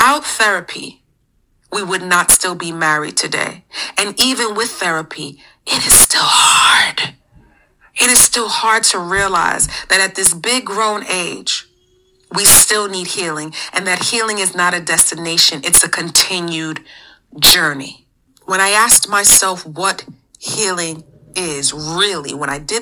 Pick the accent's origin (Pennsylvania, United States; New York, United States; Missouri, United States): New York, United States; New York City; We're from the Bronx, New York